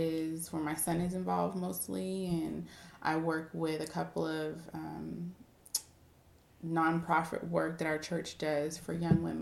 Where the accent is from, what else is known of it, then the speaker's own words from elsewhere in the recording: San Diego, California, United States; moved away as an adult; now in Dallas, United States; I'm from San Diego, California